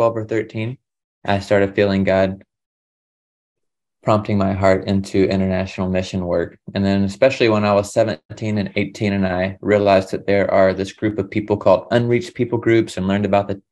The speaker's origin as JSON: {"language": "English", "region": "the Carolinas", "country": "United States", "first_language": "English", "moved": "as an adult", "said": "I'm from the Southeast in the Carolinas, and I was raised also in a Christian home"}